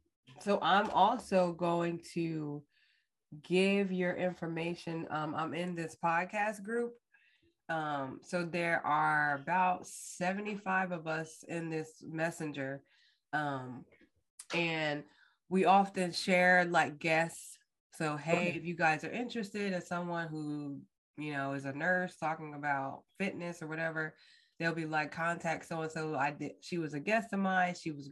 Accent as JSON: {"language": "English", "region": "New Jersey", "country": "United States", "tie": "born or raised there", "moved": "as an adult", "lives_now": "Texas, United States", "said": "I grew up like near Tabitha. Oh, you're South Jersey. Right, South Jersey."}